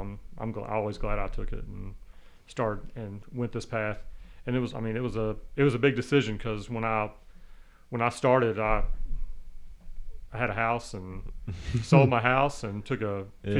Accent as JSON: {"language": "English", "town": "Danville", "region": "Kentucky", "country": "United States", "tie": "born or raised there", "also_born_or_lived": "Lexington", "said": "Because I grew up in Danville, and she grew up in Richmond."}